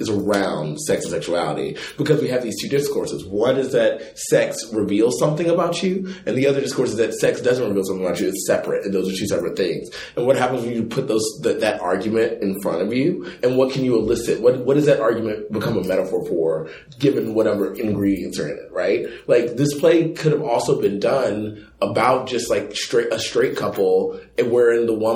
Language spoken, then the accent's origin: English; the South, United States; moved away; I am also from the South